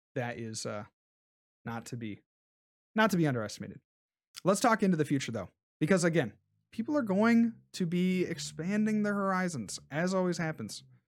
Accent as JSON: {"language": "English", "town": "Columbus", "region": "Ohio", "country": "United States", "tie": "born or raised there", "said": "Columbus, right? That's my hometown."}